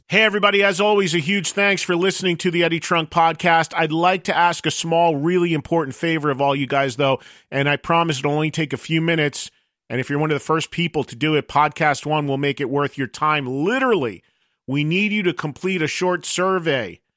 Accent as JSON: {"language": "English", "region": "New Jersey", "country": "United States", "said": "I'm from New Jersey"}